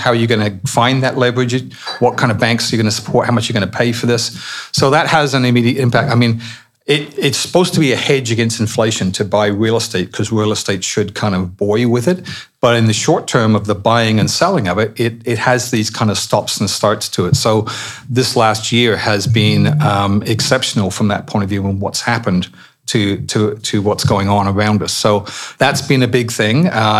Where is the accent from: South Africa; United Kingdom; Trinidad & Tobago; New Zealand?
United Kingdom; Barnet, London; born there; I was born in Barnett.